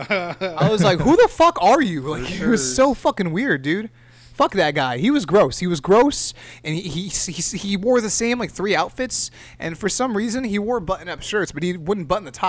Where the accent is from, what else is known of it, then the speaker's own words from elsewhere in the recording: Castroville, California, United States; also born or lived in Salinas / Monterey; now in Fresno, United States; I was born in Salinas, grew up in lived in Castroville, and then just went to school and work in Monterey and that whole area. So I'm a Monterey County boy